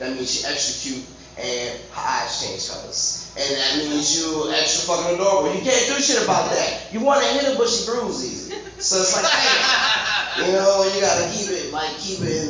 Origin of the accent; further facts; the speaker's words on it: New Orleans, Louisiana, United States; I'm from New Orleans.